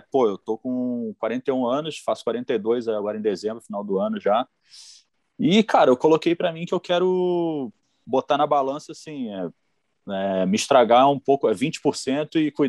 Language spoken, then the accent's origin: Portuguese; Mesquita, Rio de Janeiro, Brazil; eu e o João somos de Mesquita.